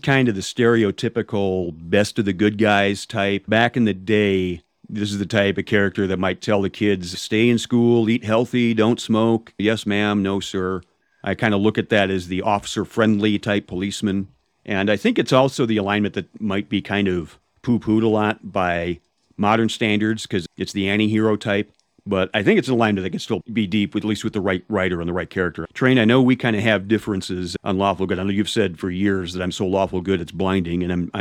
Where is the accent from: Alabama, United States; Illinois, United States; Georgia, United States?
Illinois, United States; Chicago; I'm from the Chicago area. I've been here all my life, so I'm the Midwesterner of the group here